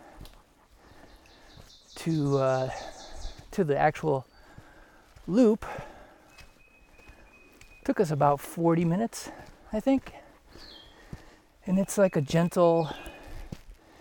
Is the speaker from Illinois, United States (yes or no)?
yes; Chicago, Illinois, United States; moved away as an adult; now in Georgia, United States; I'm from Chicago